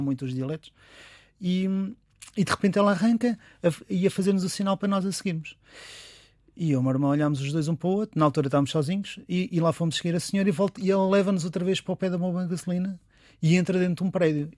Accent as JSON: {"language": "Portuguese", "country": "Portugal", "said": "como os portugueses que somos"}